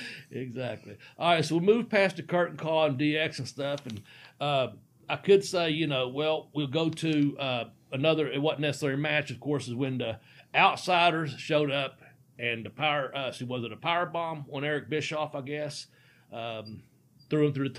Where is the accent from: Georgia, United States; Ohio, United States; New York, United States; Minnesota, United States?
Ohio, United States; Cincinnati; I'm from Cincinnati.